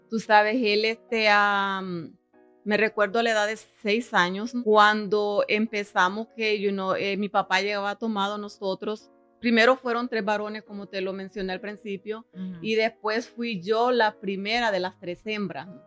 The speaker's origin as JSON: {"language": "Spanish", "country": "El Salvador", "said": "Soy del Salvador, donde mi familia pues es bastante grande."}